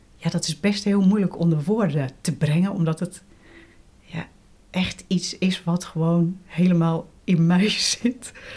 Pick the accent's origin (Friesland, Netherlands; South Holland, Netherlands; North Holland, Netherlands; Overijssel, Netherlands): South Holland, Netherlands; Gouda; moved away as an adult; also born or lived in Rotterdam / Wageningen / Amsterdam; now in Leiden, Netherlands; Ik ben geboren in Rotterdam en opgegroeid in Gouda